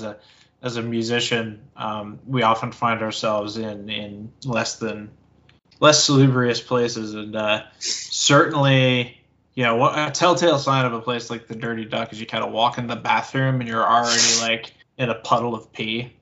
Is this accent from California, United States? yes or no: no; Massachusetts, United States; I am from Massachusetts